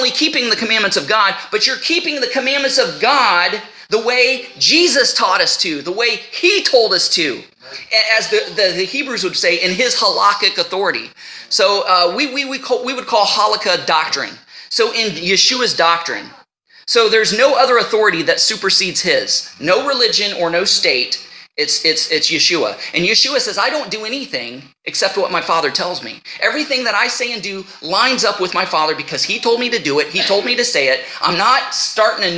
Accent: United States; I am an American. You know, that's my nationality. I've taken on the name of the place that I come from. I'm an American.

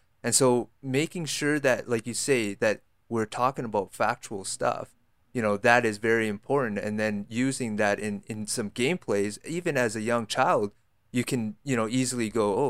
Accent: Canada; born there; I'm Canadian born Chinese, right? So I'm born here.

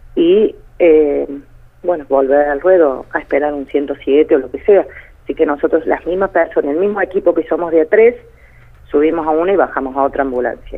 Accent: Córdoba, Argentina; Yo en mi pueblo me conoce todo el mundo eh, porque siempre hemos tenido comercio

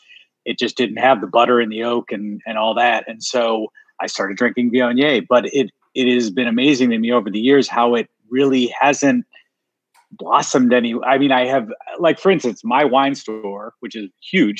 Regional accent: Missouri, United States; I'm from Missouri

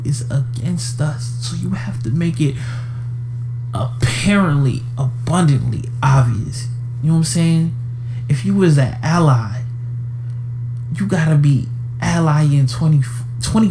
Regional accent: Atlanta, Georgia, United States; I'm from Atlanta. I have Atlanta tatted on me

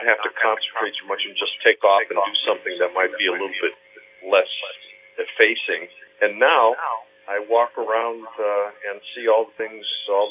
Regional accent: Portage, Indiana, United States; also born or lived in Hamburg, Germany / Gary, Indiana; I was born in Hamburg, Germany. My parents and I emigrated to the States, ended up in Gary, Indiana, where I spent a few years growing up, and then we filtered out to Portage, Indiana, where I ended up going to high school

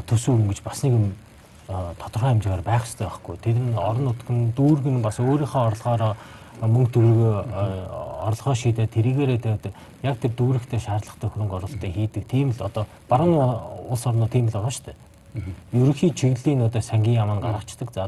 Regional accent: Bayankhongor Province, Mongolia; Би баян хонгорох л доо.

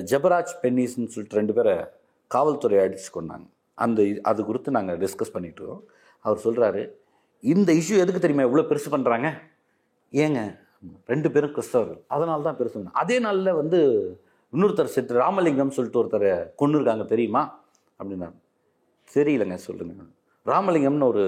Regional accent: Uthukottai, Tamil Nadu, India; born there; திருவள்ளூர் மாவட்டம் நான் பிறந்த ஊர் திருவள்ளூர் மாவட்டம் ஊத்துக்கோட்டை

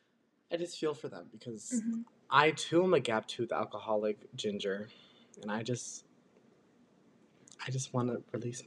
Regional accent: United States; born there; lastly, London, because I'm American-born, but I'm British at heart.

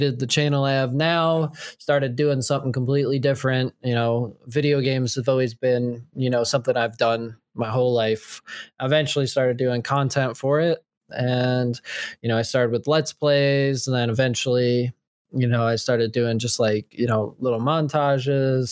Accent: New Jersey, United States; I'm from Central Jersey

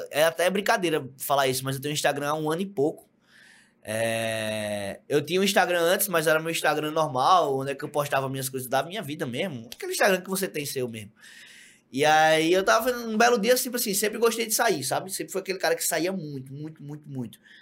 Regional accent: João Pessoa, Paraíba, Brazil; also born or lived in Brasília; now in São Paulo, Brazil; sou de João Pessoa, da Paraíba, da terra da Juliette, da rua da Juliette

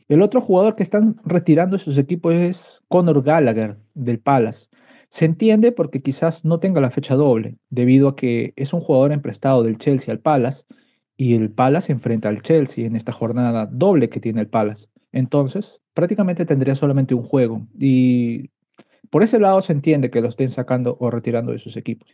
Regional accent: Peru; soy peruano

